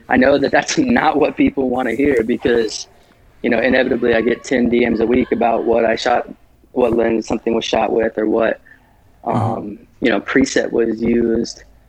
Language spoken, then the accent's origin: English; Midwest, United States; I grew up in the Midwest and my family didn't have a lot of money growing up